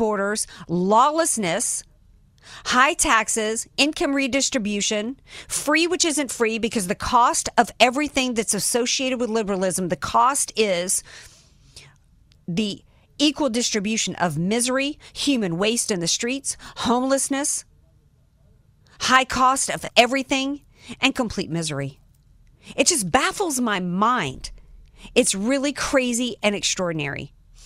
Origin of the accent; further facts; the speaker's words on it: New Orleans, Louisiana, United States; now in San Diego, United States; I'm a Southern girl, I'm from New Orleans